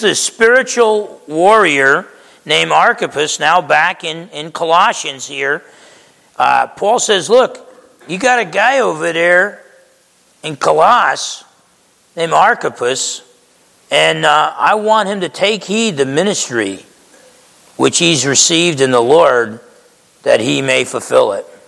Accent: Essex County, New Jersey, United States; moved away; I grew up in Essex County, New Jersey.

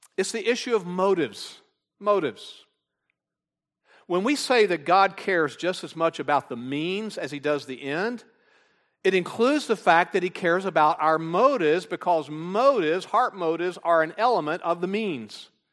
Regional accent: Texas, United States; I'm from Texas

